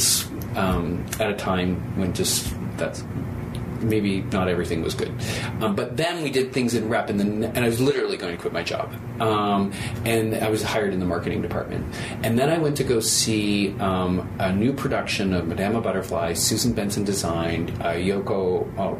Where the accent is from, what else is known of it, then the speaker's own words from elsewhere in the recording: Toronto, Ontario, Canada; moved away as an adult; now in Philadelphia, United States; I'm a Canadian, and I was born and raised in Toronto.